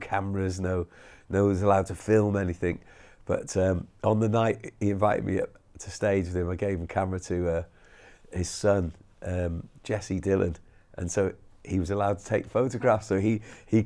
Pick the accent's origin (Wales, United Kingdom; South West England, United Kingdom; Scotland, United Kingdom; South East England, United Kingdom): Wales, United Kingdom; everyone thinks we're American, but we're really from Wales